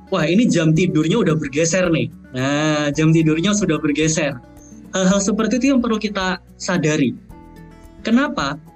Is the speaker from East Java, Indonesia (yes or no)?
yes; East Java, Indonesia; moved away as an adult; now in Netherlands; Saya saya aslinya dari Jawa Timur gitu ya, saya orang kampung gitu, pindah ke negara orang berhadapan dengan cuaca yang ekstrim, lingkungan baru, pandemi pula.